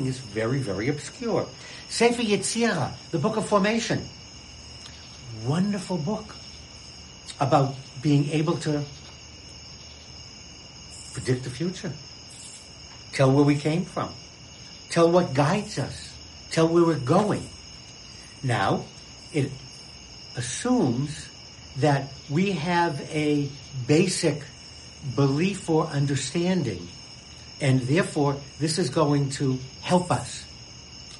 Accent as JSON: {"language": "English", "town": "Boston", "region": "Massachusetts", "country": "United States", "said": "I'm a Bostonian, second generation"}